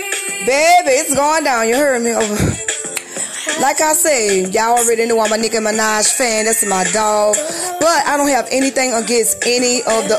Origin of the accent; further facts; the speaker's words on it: New Orleans, Louisiana, United States; I'm from New Orleans